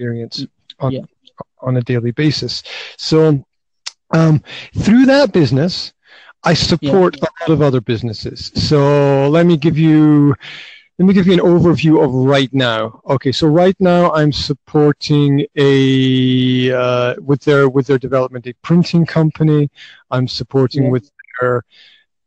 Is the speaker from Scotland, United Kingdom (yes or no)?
yes; Highlands of Scotland, United Kingdom; now in Banská Bystrica, Slovakia; originally I'm from the Highlands of Scotland, but right now I'm right in the middle of Slovakia